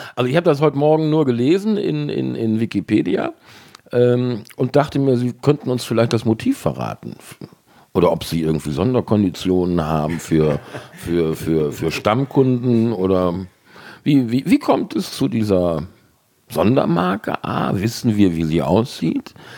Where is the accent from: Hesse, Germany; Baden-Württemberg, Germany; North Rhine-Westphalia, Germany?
North Rhine-Westphalia, Germany; Cologne; moved away as an adult; also born or lived in Worpswede; Also ich komme ja gebürtig aus Kalk